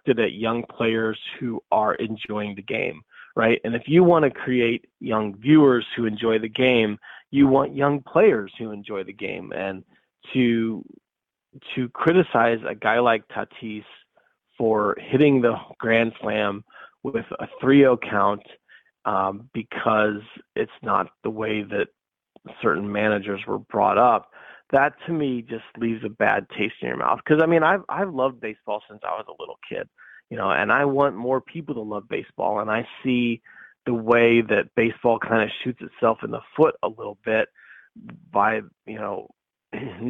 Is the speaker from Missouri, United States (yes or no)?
yes; St. Louis, Missouri, United States; I grew up in St. Louis